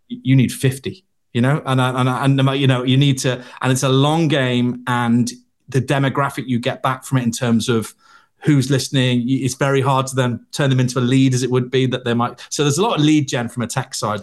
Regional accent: Liverpool, North West England, United Kingdom; I was from Liverpool

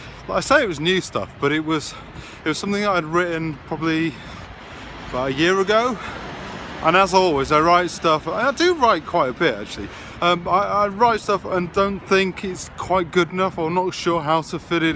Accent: Yorkshire and the Humber, United Kingdom; So it's about me being a Yorkshireman, but I'm not really working class anymore.

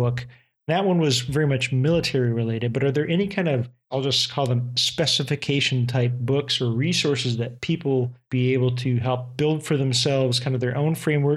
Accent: United States; I'm an American

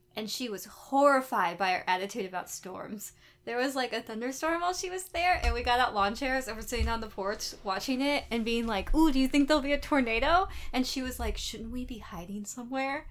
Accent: United States; growing up in America

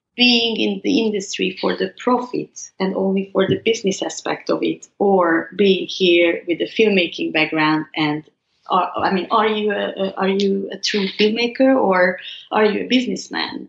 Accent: Hungary; growing up in Hungary

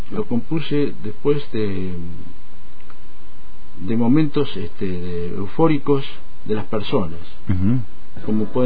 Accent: Argentina; moved away as an adult; now in Switzerland; ya estando viviendo en Suiza, yo me fui en el año 81 de Argentina. Bueno, después regresé al 82, pasó todo lo de Malvinas y todo el drama

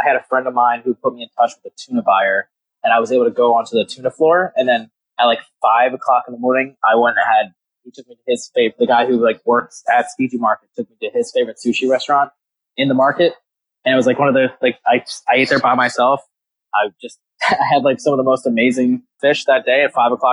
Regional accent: Maryland, United States; I'm from Maryland

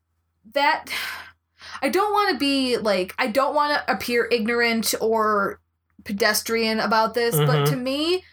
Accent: Wisconsin, United States; We're from Wisconsin.

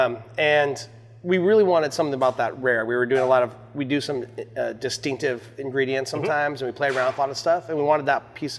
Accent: Colorado, United States; also born or lived in Seattle, Washington; now in Troy, United States; I grew up in Colorado and then Seattle out here

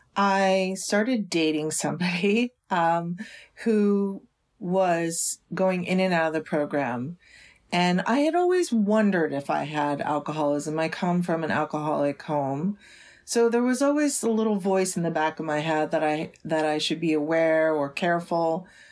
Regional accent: United States; also born or lived in New York City, United States; even though I was born in New York City, this particular, we, I grew up kind of out in the country

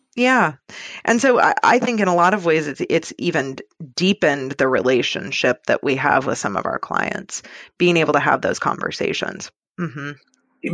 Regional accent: Seattle, Washington, United States; now in San Francisco, United States; I grew up in Seattle

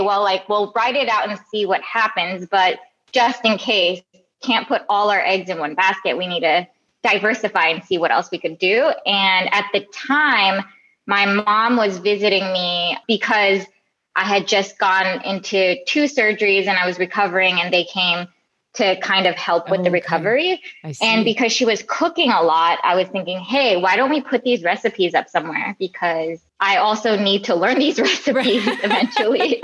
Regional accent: Midwest, United States; I grew up in the Midwest.

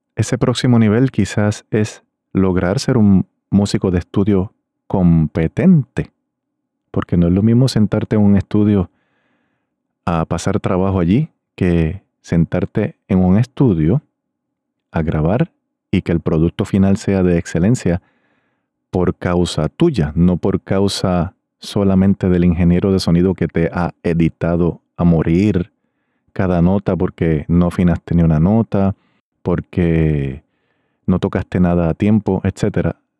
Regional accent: Río Grande, Puerto Rico; Era un grupo de mi pueblo de Río Grande, Puerto Rico

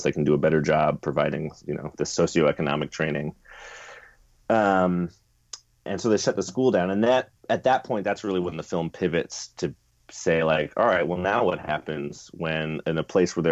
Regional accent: Chapel Hill, North Carolina, United States; I grew up in Chapel Hill, Durham area

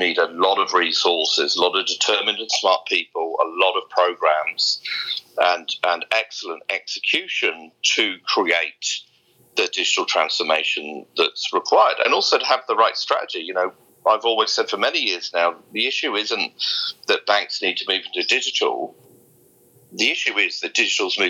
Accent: Somerset, South West England, United Kingdom; also born or lived in Australia / Sumatra, Indonesia; now in Singapore; I grew up in a very deprived part of Somerset in west coast of England, in a little village with about 200 people

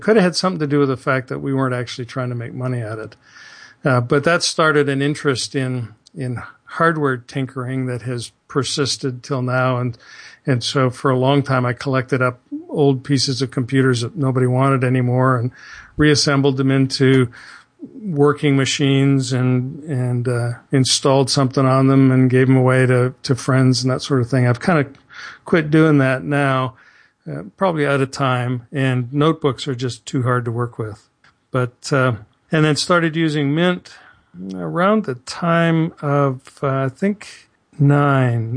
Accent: southern Ontario, Canada; moved away as an adult; now in Houston, United States; living in my little insulated southern Ontario place

